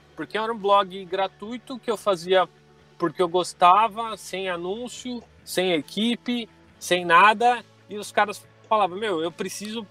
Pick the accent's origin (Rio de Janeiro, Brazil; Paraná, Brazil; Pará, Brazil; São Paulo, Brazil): São Paulo, Brazil; Santo André; sou de Santo André, São Paulo